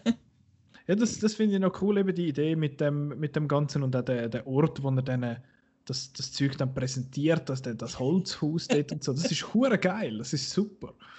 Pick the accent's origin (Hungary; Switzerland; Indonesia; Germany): Switzerland; als Schweizer